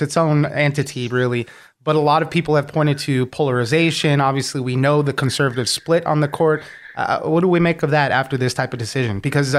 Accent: Southern California, United States; I grew up in Southern California all my life. Disneyland is in my backyard.

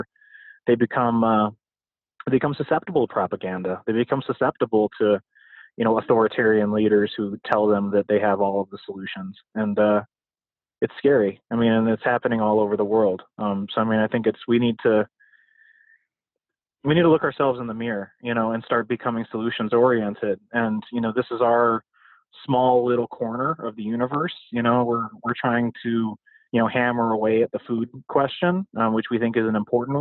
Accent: Midwest, United States; I come from the Midwest. I come from the industrial, you know, formerly unionized Midwest

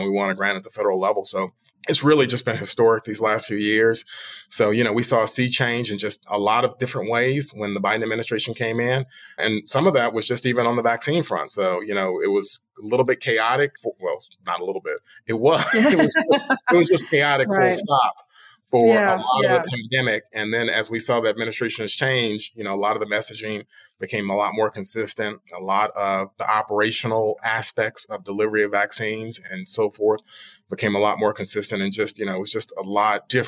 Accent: Memphis, Tennessee, United States; I'm from Memphis, and so I love this community

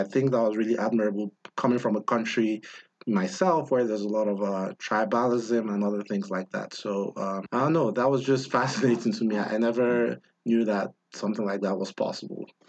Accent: Nigeria; now in United States; When I came from Nigeria to the US

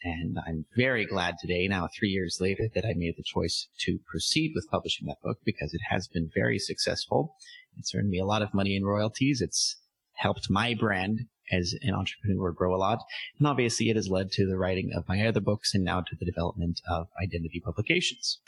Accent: San Diego, California, United States; moved away as an adult; also born or lived in Armenia; now in Philippines; where I come from, San Diego

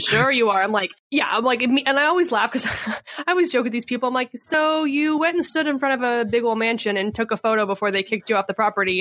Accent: Canada; moved away as an adult; now in San Diego, United States; I was born and raised in Canada

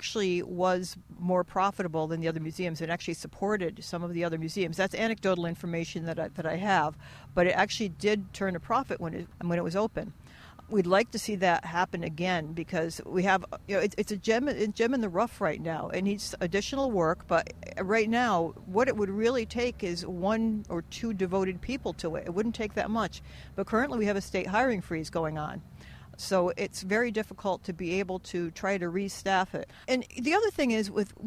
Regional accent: Stafford Springs, Connecticut, United States; I grew up in Stafford Springs

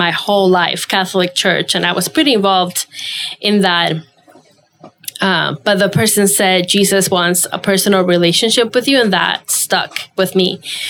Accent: Venezuela; moved away as an adult; now in United States; I was born and raised in Venezuela. That's my home

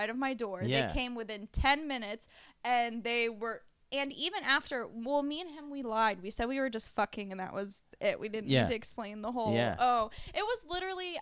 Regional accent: Tampa, Florida, United States; I'm from Tampa

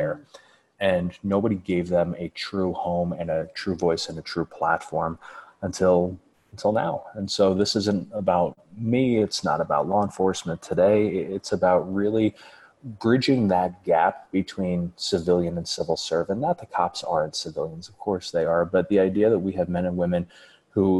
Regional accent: United States; I'm an American

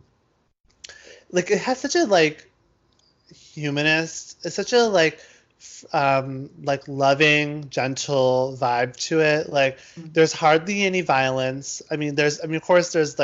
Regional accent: United States; I'm Indian, but I was born in America

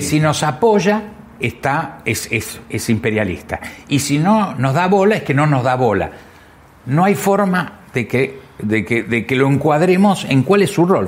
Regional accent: Argentina

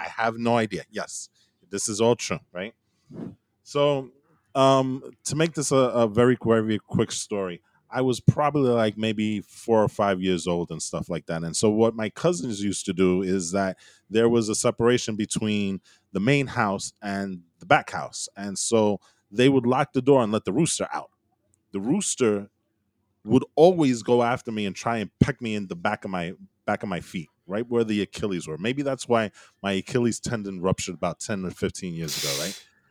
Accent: California, United States; I grew up, I was born in California

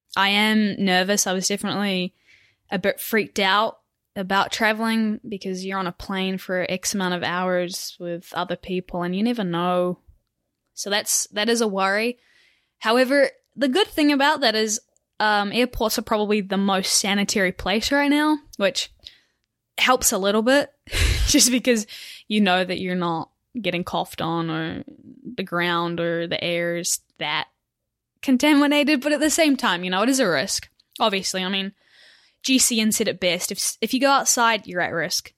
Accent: Auckland, New Zealand; moved away as an adult; now in United States; I'm from Auckland, New Zealand, far away, and I race for Butcher Buck Cycling

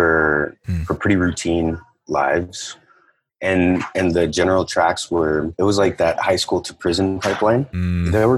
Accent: United States; They came to the States. I grew up right on the border. So they came to the States and settled here shortly before I was born

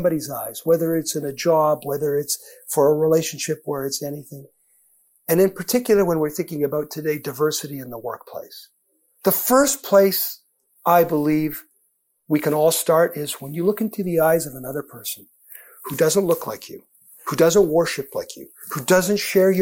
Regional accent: Edmonton, Alberta, Canada; I grew up in Edmonton, a big Eskimos fan at the time

